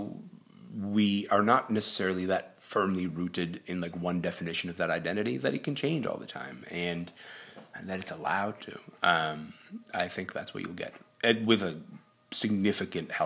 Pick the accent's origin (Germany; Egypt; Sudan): Sudan; now in Canada; I was born in Sudan. I've lived in this country for 22 years.